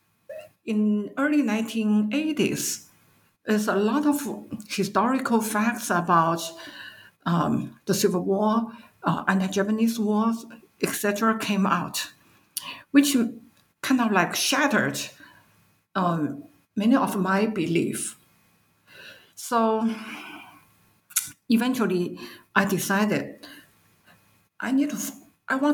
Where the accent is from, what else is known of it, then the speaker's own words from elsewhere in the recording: China; moved away as an adult; also born or lived in New York; I was born and brought up in China.